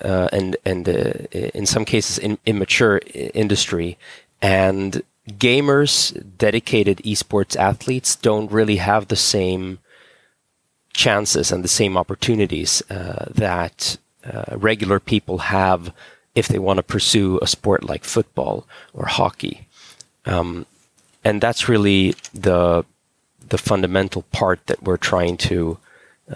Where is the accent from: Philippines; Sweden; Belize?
Sweden; Stockholm, Stockholm County; also born or lived in California; So I'm a Swedish guy. I grew up in Stockholm.